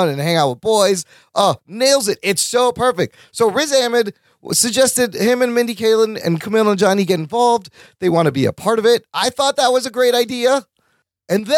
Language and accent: English; United States; growing up as a Pakistani Muslim in America